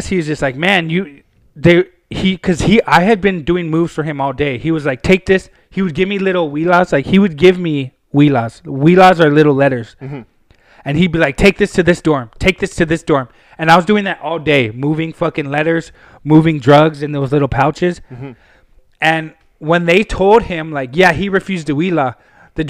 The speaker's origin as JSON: {"language": "English", "town": "Pasadena", "region": "California", "country": "United States", "said": "from Pasadena."}